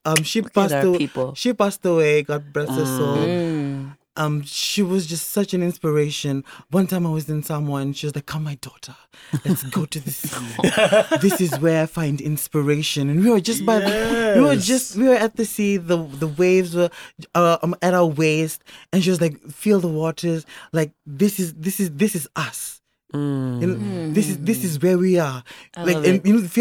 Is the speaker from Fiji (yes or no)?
yes; Suva, Central Division, Fiji; I'm from Fiji